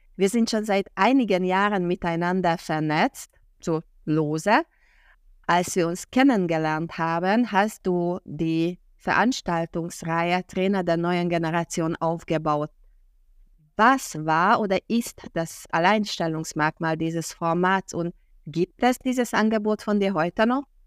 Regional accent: Hungary; moved away as an adult; ich in meiner Jugend als Ungarin in Ungarn Russisch gelernt habe

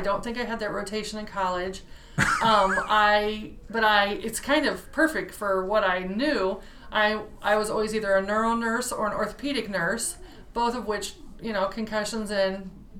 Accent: Morning Sun, Iowa, United States; I am from Morning Sun, Iowa, little dinky town. My husband is also from Morning Sun.

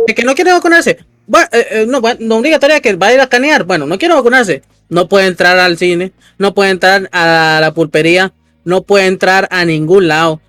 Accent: Costa Rica; Yo soy el …

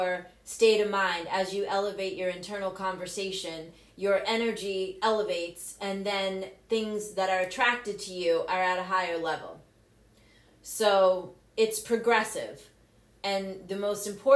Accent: Cape Cod, Massachusetts, United States; I grew up on Cape Cod. I graduated from Barnstable High School

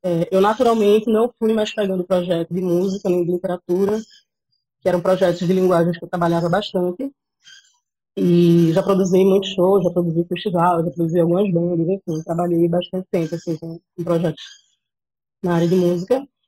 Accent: Cabo de Santo Agostinho, Pernambuco, Brazil; moved away as an adult; now in Recife, Brazil; E cresci, nasci e cresci em Gaibu, que é uma praia que fica lá no, no litoral sul

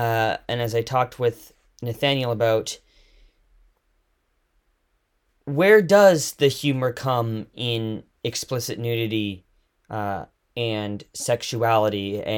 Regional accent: Victoria, British Columbia, Canada; also born or lived in Toronto; I'm in Victoria right now. Victoria, okay. Yeah, I grew up here, but spent the last 2.5 years in Toronto before I moved back due to COVID

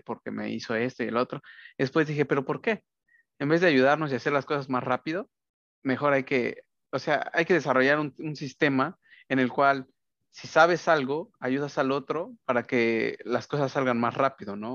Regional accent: Mexico; now in United States; así somos los mexicanos

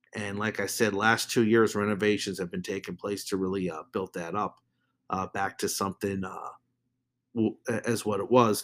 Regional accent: New Jersey, United States; my home state of New Jersey

